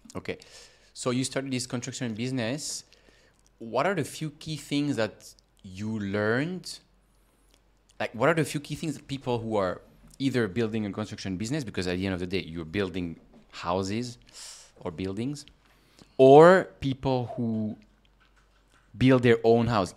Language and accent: English; Switzerland; I come from Switzerland